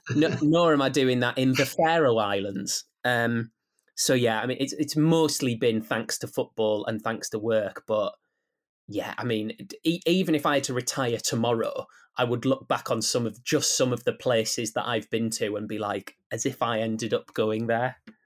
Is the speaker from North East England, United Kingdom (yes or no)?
yes; Guisborough, North East England, United Kingdom; accent: Teesside; also born or lived in Middlesbrough; I was born in Middlesbrough. I might have grown up in Guildesbrough, but that is still on Teesside